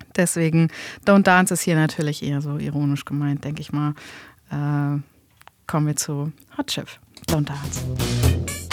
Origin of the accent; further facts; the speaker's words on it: Hamburg, Germany; als Hamburger ist man da eben auch sehr patriotisch